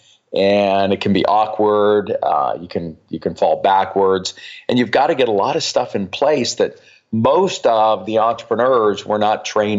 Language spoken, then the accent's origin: English; Colorado, United States; now in Barcelona, Spain; I was born and raised in Colorado